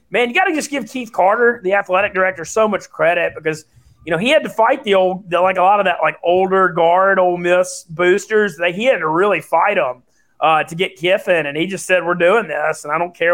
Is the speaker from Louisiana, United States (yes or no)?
yes; Louisiana, United States